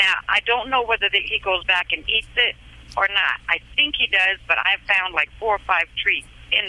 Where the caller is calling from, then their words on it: Maryland, United States; I'm calling in from Maryland. When I called you originally, I was in Arizona.